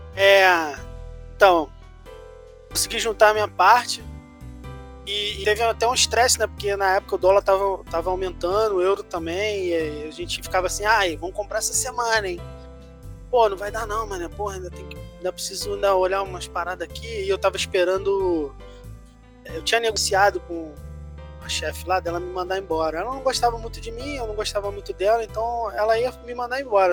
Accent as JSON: {"language": "Portuguese", "country": "Brazil", "said": "A gente é do Brasil"}